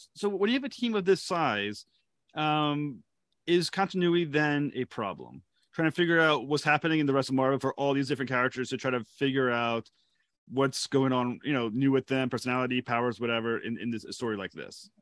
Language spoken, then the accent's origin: English; Rhode Island, United States; I'm Rhode Island